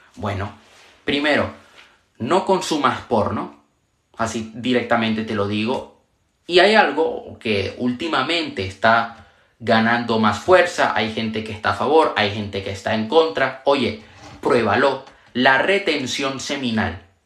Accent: Venezuela; also born or lived in Panama; now in Spain; Yo nací en Venezuela, viví en Panamá y actualmente vivo en España

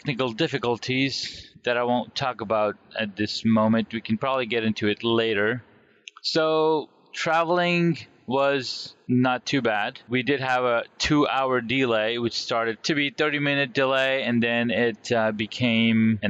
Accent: California, United States; Growing up in California

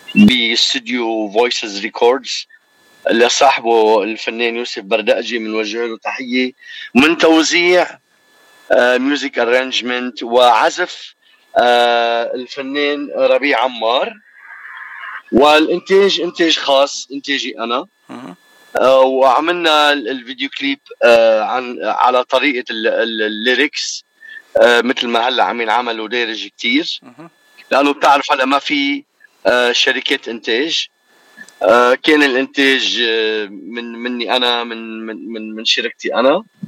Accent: Lebanon; now in Toronto, Canada; بلدنا لبنان

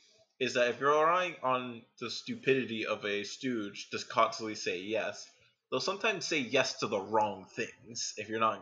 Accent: New York City, New York, United States; Yeah, I'm a New Yorker.

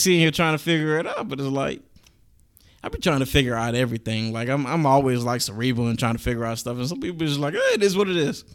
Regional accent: Galveston County, Texas, United States; I am from Galveston County

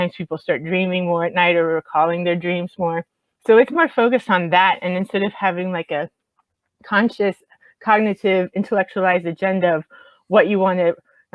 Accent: Miami, Florida, United States; moved away; I'm from Miami originally

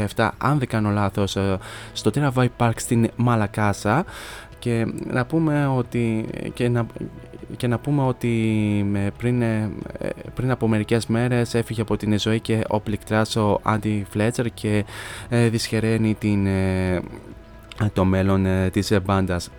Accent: Kilkis, Central Macedonia, Greece; στην πόλη μου στο Κιλκής

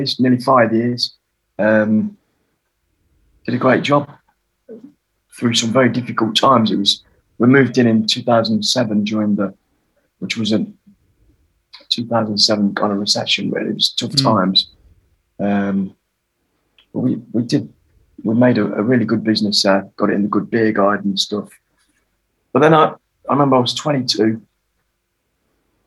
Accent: Derbyshire, East Midlands, United Kingdom; also born or lived in Germany; I grew up in Derbyshire

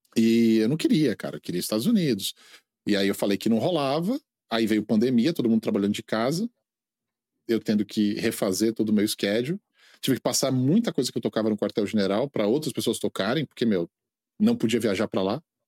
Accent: Brazil; moved away as an adult; also born or lived in India; now in United States; Brasil é minha terra

